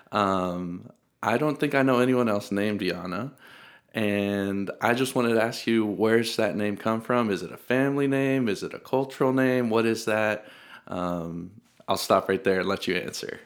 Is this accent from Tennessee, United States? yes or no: yes; Middle Tennessee, United States; I'm also from Tennessee. I'm from Middle Tennessee, though